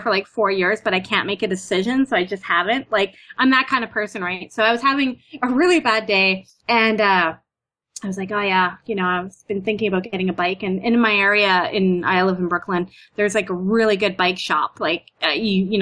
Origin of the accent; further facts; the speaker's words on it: Canada; accent: Canadian; now in New York, United States; I'm Canadian